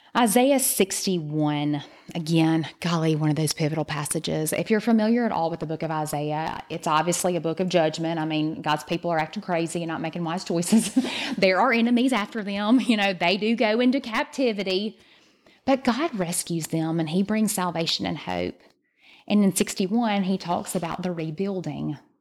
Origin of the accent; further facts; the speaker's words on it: the South, United States; we're from the South